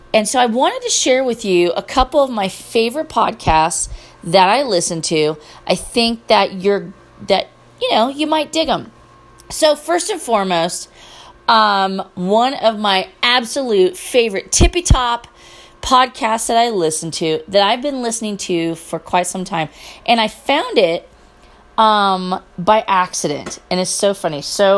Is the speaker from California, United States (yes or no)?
yes; Petaluma, California, United States; one of the hosts of My Favorite Murder is from my hometown. So that's kind of awesome. And before you ask, no, I don't know her. I don't remember. Petaluma was small when I was growing up, but it's kind of big now.